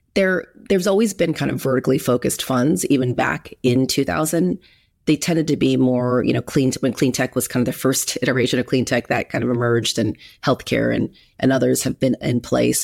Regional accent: Huntington Beach, California, United States; also born or lived in Berkeley; I grew up in Huntington Beach, so I'm a California person through and through, Southern California.

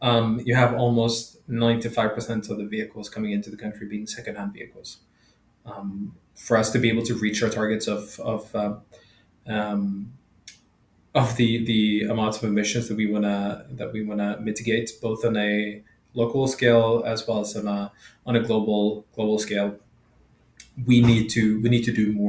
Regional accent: Sweden; now in Kenya; I'm from Sweden

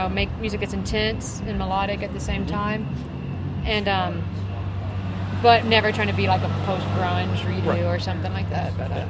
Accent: West Columbia, Texas, United States; I grew up in a very small hick town in Texas.

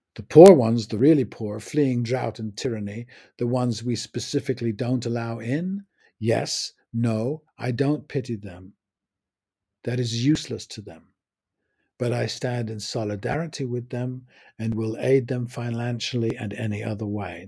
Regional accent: England, United Kingdom; I'm English, from England

